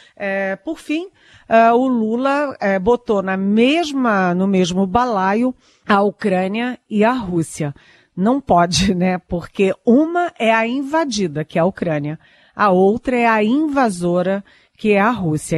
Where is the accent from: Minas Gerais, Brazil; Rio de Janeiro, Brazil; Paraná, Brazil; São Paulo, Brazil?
Rio de Janeiro, Brazil; eu que sou carioca